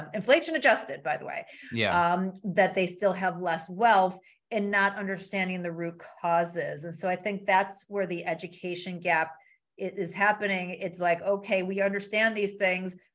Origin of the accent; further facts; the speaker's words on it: Midwest, United States; I'm from the Midwest